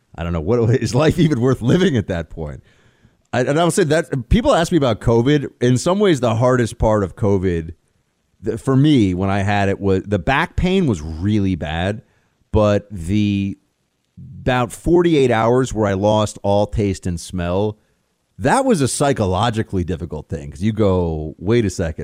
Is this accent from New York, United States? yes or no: yes; New York, United States; My closest friends from growing up in New York, uh, a handful of guys that were my, uh, high school best buddies